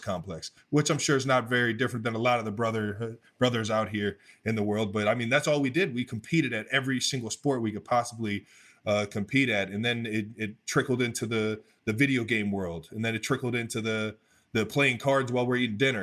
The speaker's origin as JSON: {"language": "English", "town": "Cleveland Heights", "region": "Ohio", "country": "United States", "tie": "born or raised there", "also_born_or_lived": "North Ridgeville, Ohio", "said": "I come from Northeast Ohio, Cleveland, Ohio, um, Cleveland Heights to be specific"}